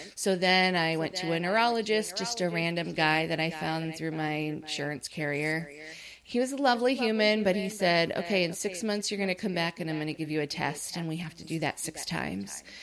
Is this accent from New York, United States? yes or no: yes; upstate New York, United States; moved away as an adult; now in Orlando, United States; I'm from the United States, I was living in New York, upstate and I moved down here to Orlando, Florida